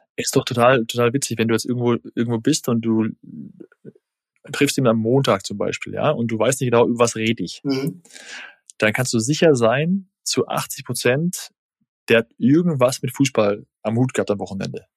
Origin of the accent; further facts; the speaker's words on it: Germany; bei uns in Deutschland